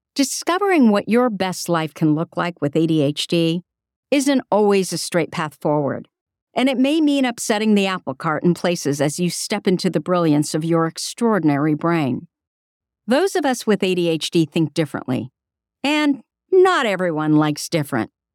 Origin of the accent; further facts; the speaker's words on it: Burlingame, California, United States; my hometown, Burlingame, California